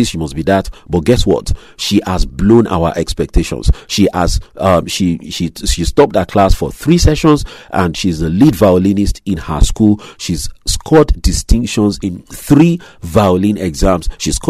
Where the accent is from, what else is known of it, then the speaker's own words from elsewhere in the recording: Nigeria; moved away; my home country, my native country, Nigeria